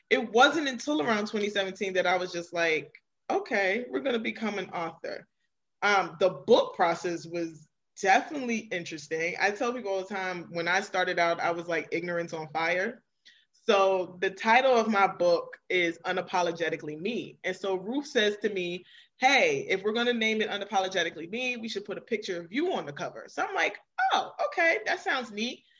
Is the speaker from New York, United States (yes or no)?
yes; New York City, New York, United States; now in Maryland, United States; I am originally from Queens, New York, so shout out to all the New Yorkers and I currently reside in Maryland.